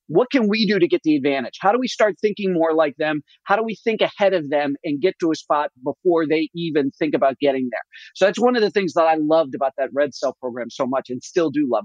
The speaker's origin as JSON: {"language": "English", "country": "United States", "said": "I actually got a lot as an author and as an American."}